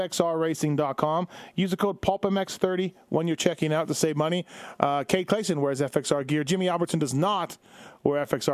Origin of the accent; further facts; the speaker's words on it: Canada; I'm Canadian.